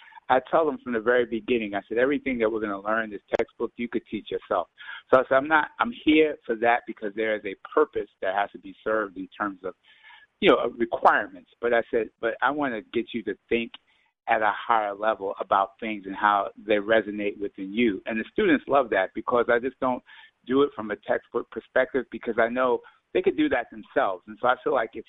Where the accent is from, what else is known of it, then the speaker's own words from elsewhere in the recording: Mount Vernon, New York, United States; I'm from Mount Vernon